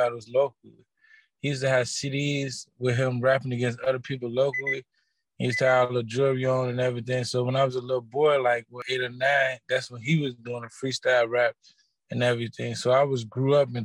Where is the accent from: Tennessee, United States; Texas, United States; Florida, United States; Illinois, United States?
Illinois, United States; Chicago; me growing up in Chicago